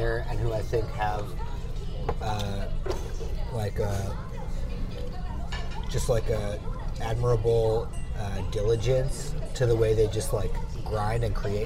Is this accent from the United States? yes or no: yes; New York, United States; growing up in New York, I feel comfortable around all different kinds of people.